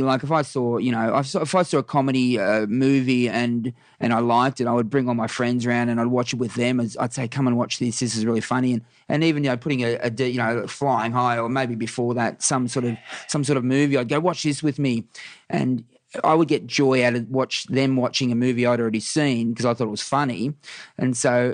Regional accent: Warrnambool, Victoria, Australia; Warrnambool's it's a town of about 20,000, 25,000 people now. And, it was my early life was dominated by AFL footy

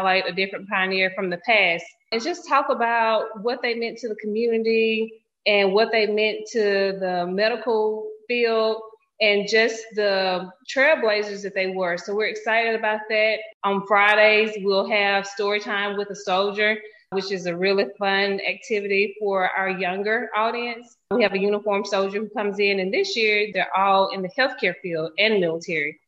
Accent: Cypress Creek, United States; now in Hattiesburg, United States; I'm from Cypress Creek. It's a little small town. So I could never not say that that's where I'm from because that's where I went to high school

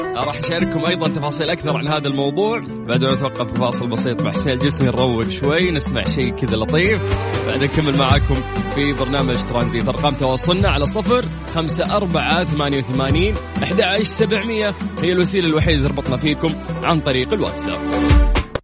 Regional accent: Saudi Arabia; عندنا في المملكه العربيه السعوديه

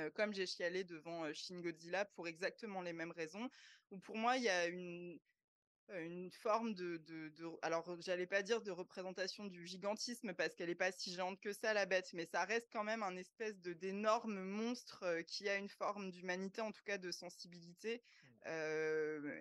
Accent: France; chez nous en France

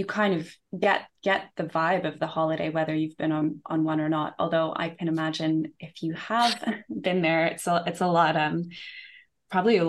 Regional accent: Canada; moved away as an adult; also born or lived in United Kingdom; now in London, United Kingdom; I grew up in Canada. I mean, I lived in the UK when I was 11 for a year

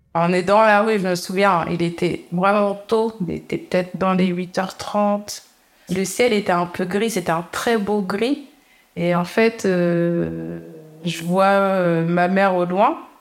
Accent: Canteleu, Normandy, France; On a grandi à Campeu, on était dans un appartement

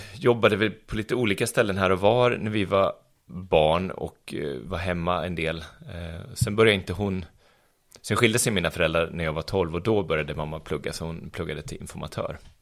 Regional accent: Arboga, Västmanland, Sweden; moved away as an adult; also born or lived in Stockholm; now in Örebro, Sweden; jag kommer från Arboga. Som ligger bara 4-5 mil härifrån. Så där, där tillbringade jag mina 19 första år i livet.

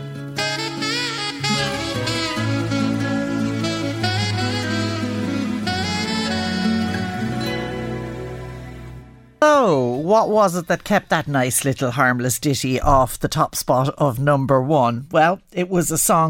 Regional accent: Ireland; as Irish people

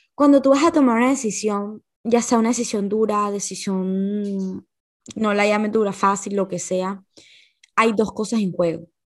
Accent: Barranquilla, Atlántico, Colombia; also born or lived in Valledupar, Colombia; Y después me vine a vivir a Barranquilla

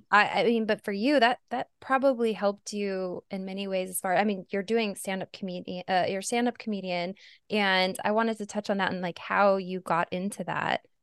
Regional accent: Arizona, United States; moved away; Arizona, but I grew up in a pretty nice area

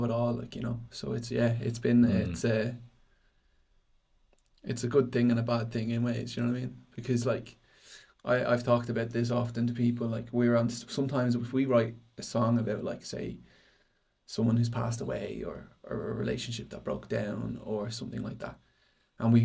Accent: Dublin, Leinster, Ireland; I grew up in Tallis

